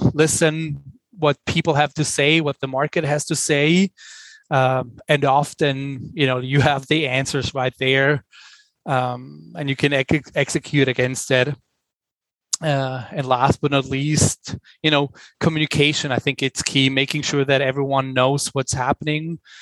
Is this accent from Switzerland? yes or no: yes; Switzerland; English is a second language; moved away as an adult; also born or lived in New York, United States; now in Los Angeles, United States; as you can probably hear from my accent, I'm originally from Switzerland. I'm Swiss, but I've spent the majority of my working life in the United States.